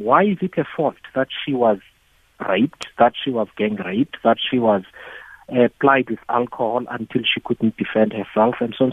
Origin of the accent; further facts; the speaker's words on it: Eastern Cape, South Africa; when I was younger, in growing up in the Eastern Cape